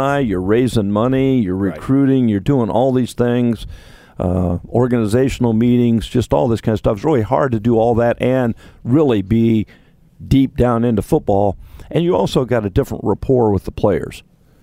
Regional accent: Ohio, United States; growing up in Ohio

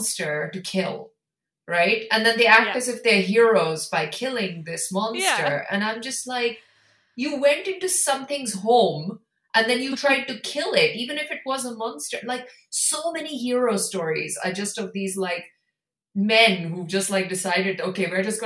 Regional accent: India; I come from India

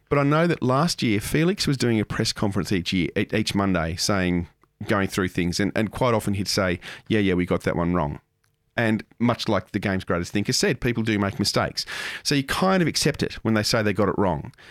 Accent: Moss Vale, New South Wales, Australia; I grew up in Moss Vale and I played all sorts of sports down in Wollongong.

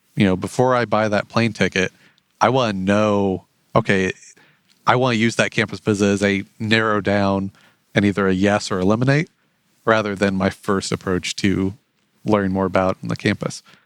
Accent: Otterbein, Indiana, United States; now in Fort Wayne, United States; I grew up in the big city of Otterben, Indiana

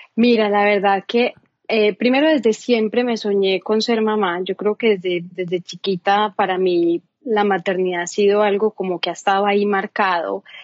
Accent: Medellín, Antioquia, Colombia; soy colombiana, soy de Medellín

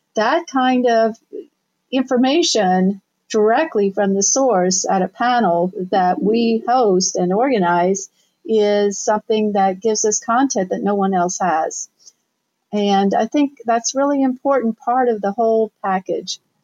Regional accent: Southern Ohio, United States; moved away as an adult; also born or lived in New York City; I'm originally from Southern Ohio.

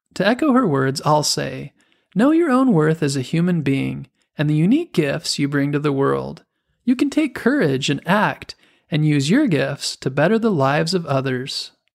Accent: Arizona, United States; I grew up in Arizona, which is a desert and a very dry place.

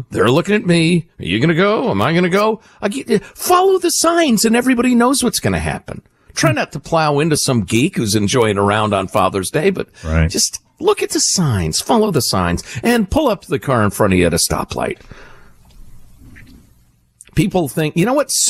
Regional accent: Italy; born there

